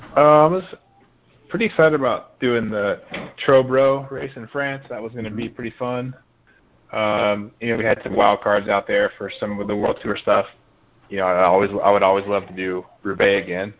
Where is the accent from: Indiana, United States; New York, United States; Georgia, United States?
Georgia, United States; I grew up in Georgia